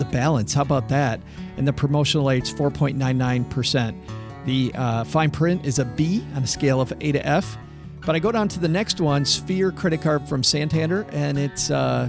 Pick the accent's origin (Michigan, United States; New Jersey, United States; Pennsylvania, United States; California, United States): Michigan, United States; Detroit; I'm from Detroit